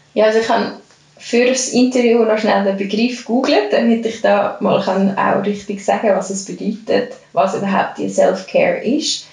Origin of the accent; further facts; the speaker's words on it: Lucerne, Switzerland; moved away as an adult; now in Zurich, Switzerland; ich komme ursprünglich aus Luzern